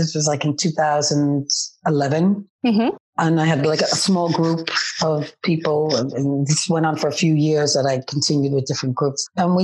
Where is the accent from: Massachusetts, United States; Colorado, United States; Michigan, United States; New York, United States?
New York, United States; New York City; moved away as an adult; now in Amsterdam, Netherlands; I was born and raised in New York City.